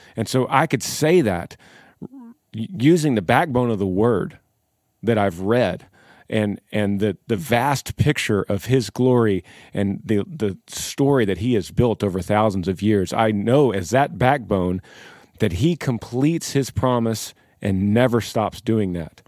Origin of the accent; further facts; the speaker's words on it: Texas, United States; we are the band from Texas